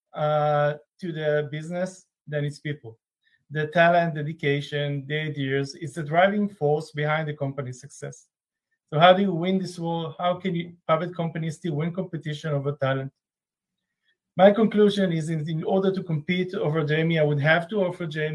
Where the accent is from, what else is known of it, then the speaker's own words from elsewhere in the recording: Israel; I'm from Israel.